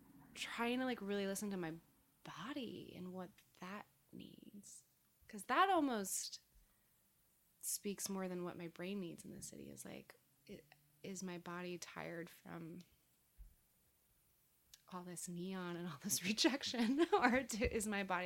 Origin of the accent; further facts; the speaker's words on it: California, United States; I hadn't seen an autumn in a long time because I came from California.